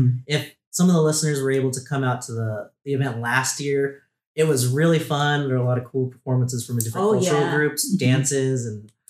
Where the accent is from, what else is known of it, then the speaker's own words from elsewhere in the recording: outside Long Beach, California, United States; moved away as an adult; now in Tennessee, United States; Yeah, I grew up right outside of Long Beach, California.